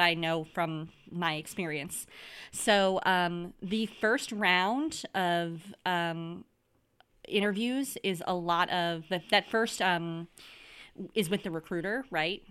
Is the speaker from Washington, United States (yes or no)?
no; Wisconsin, United States; moved away; I'm originally from Wisconsin